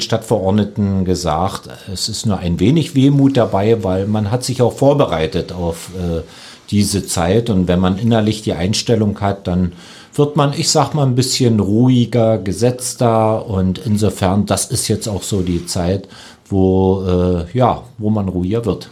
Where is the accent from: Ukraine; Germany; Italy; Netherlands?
Germany; Lusatia; als Lausitzer